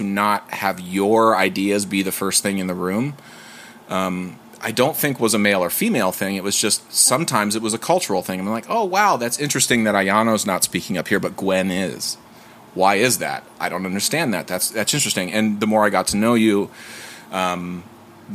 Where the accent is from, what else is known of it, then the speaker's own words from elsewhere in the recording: United States; I'm from the United States